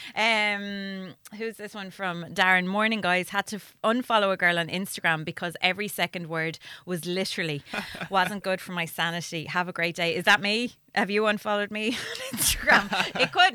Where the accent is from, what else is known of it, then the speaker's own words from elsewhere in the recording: Wexford, Leinster, Ireland; I'm from Wexford